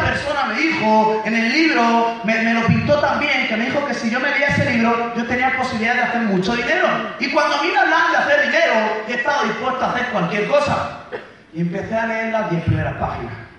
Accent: Mula, Region of Murcia, Spain; yo soy de Murcia, España, de Mula, de un pueblo que son como 15.000 habitantes

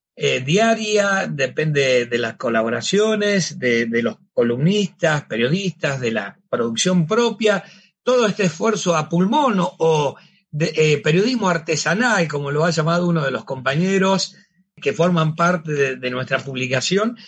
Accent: Cañada de Gómez, Santa Fe, Argentina; now in Rosario, Argentina; mi pueblo donde estudié, donde vivía, que era Cañada de Gómez

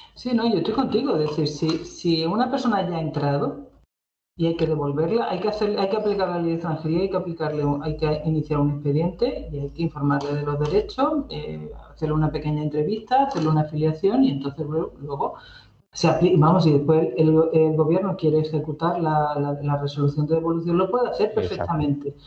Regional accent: Ceuta, Spain; yo, yo soy de Ceuta y he vivido también aquí

